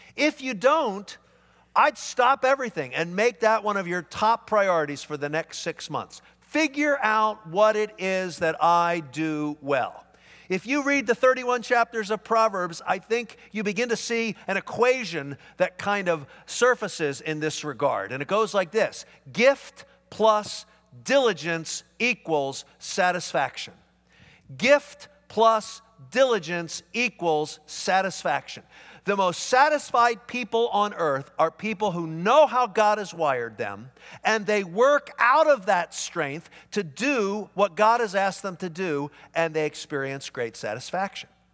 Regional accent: Philadelphia, Pennsylvania, United States; moved away; I grew up back east. I grew up in Philadelphia

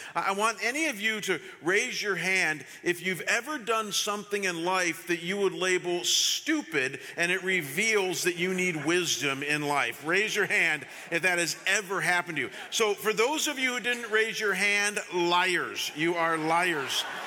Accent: Chagrin Falls, Ohio, United States; I was living that summer in my hometown of Chagrin Falls, Ohio

